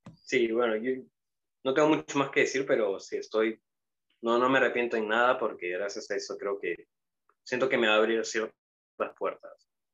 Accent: Peru; soy peruano

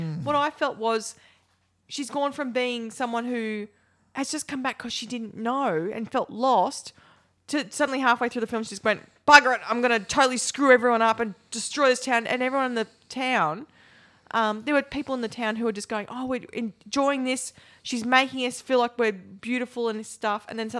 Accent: Tallangatta, Victoria, Australia; also born or lived in Sandy Creek; I was born in Tallangatta, and I, you know, as a small child, I was in Tallangatta.

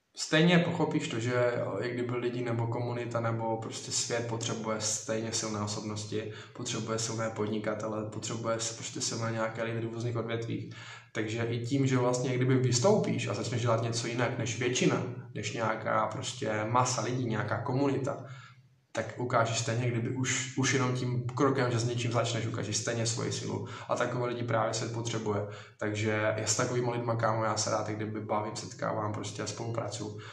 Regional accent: Strání, Zlín Region, Czechia; jsem kousek Udoverského hradiště, konkrétně to vlastně strání

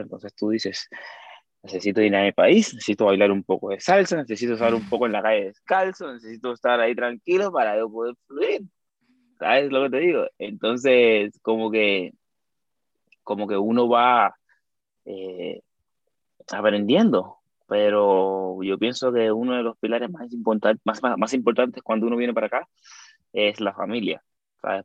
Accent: Cuba; accent: Cuban; moved away as an adult; now in Spain; yo soy cubano, vengo de Cuba, tengo tiempo

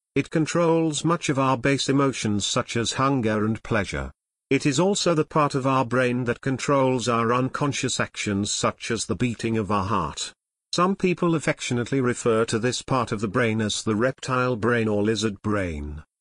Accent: United States; moved away as an adult; now in China; From America.

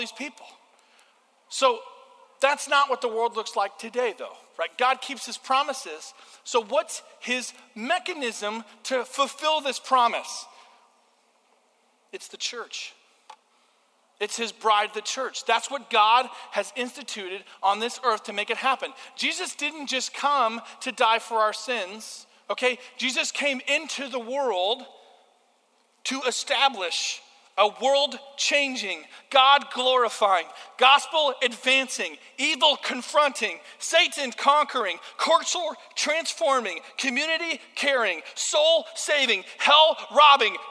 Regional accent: United States; I'm an American

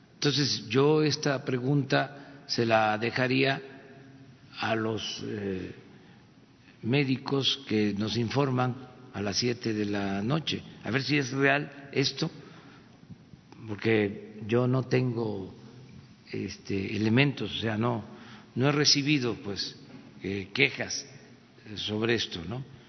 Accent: Mexico; somos los mexicanos creativos

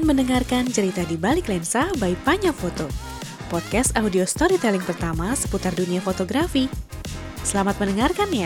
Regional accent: Bandung, West Java, Indonesia; Aku lahir besar sekolah di Bandung.

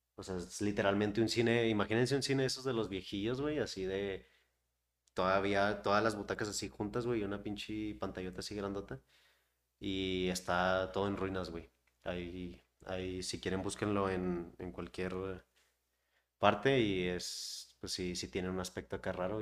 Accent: Chihuahua, Mexico; los que somos de aquí de Chihuahua y Ciudad Juárez, que está como a cuatro horas

